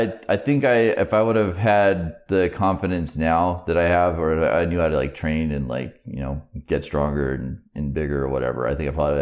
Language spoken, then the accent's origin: English; Hebo, Oregon, United States; Over in Tillamook County, a place called Hebo.